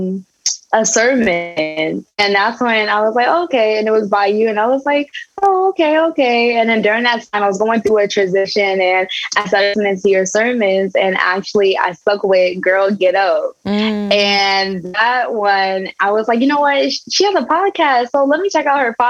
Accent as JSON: {"language": "English", "region": "New Jersey", "country": "United States", "said": "I'm from Jersey"}